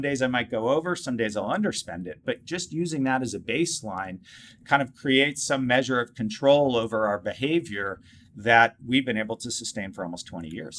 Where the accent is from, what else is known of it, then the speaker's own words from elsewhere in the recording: Cambridge, Massachusetts, United States; I grew up in the Boston area in Cambridge, Massachusetts